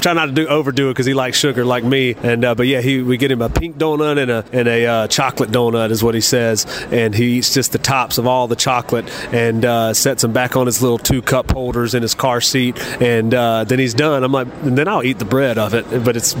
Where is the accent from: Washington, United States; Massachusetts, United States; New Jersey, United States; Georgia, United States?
Georgia, United States; South; I'm from South Georgia. I'm not from up here.